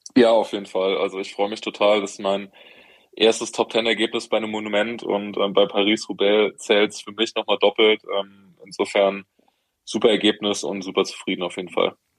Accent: Heidelberg, Baden-Württemberg, Germany; als Heidelberger

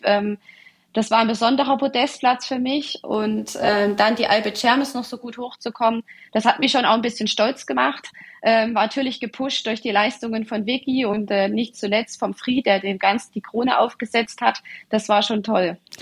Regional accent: Ore Mountains, Saxony, Germany; Wir haben schon früher lange Skiwanderungen durchs verschneite Erzgebirge gemacht. Ich bin also auf Ski groß geworden

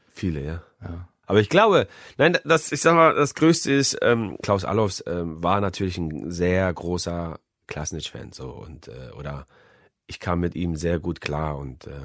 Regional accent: Hamburg, Germany; denn ich bin Hamburger und er wäre bei uns herzlich willkommen.

